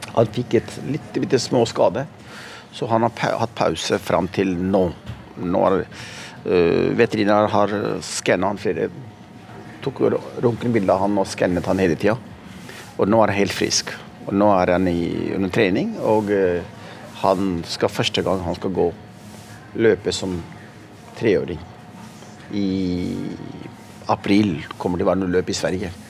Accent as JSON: {"language": "Norwegian", "region": "Oslo", "country": "Norway", "tie": "born or raised there", "also_born_or_lived": "Pakistan", "said": "Så jeg vokste opp i Oslo, midt i sentrum. I Pilestredet."}